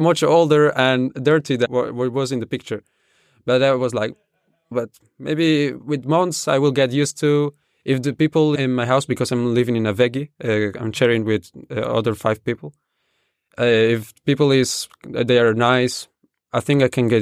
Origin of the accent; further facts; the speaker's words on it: Spain; first language Spanish; English is a second language; moved away as an adult; now in Germany; I want to come back to my home country, to Spain.